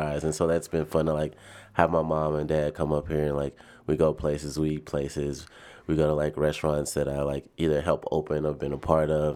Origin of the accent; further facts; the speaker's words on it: Nashville, Tennessee, United States; moved away as an adult; also born or lived in Birmingham, Alabama; now in Chicago, United States; I was born and raised in Nashville, Tennessee